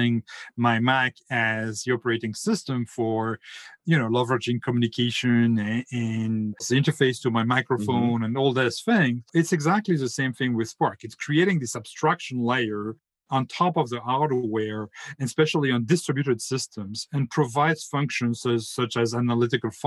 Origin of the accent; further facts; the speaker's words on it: France; English is a second language; now in North Carolina, United States; as my accent is a bit of a treason for me, I'm French, but I now live in the US, in North Carolina